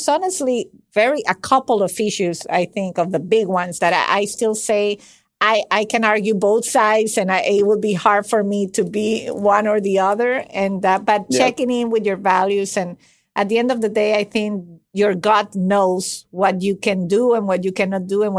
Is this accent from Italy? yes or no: no; Venezuela; English is a second language; I come from a country, and that's not an excuse, but I come from Venezuela, and that's already messy by definition. It's a messy country.